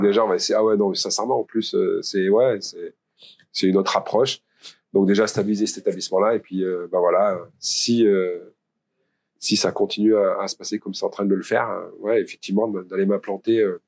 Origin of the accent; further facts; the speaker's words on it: Pont-de-l'Isère, Auvergne-Rhône-Alpes, France; also born or lived in Valence; je suis de Pont-d'Isère déjà. Donc Valence, c'était la ville pour moi euh, dans, la, dans, ma campagne, parce que j'ai fait mes études à Valence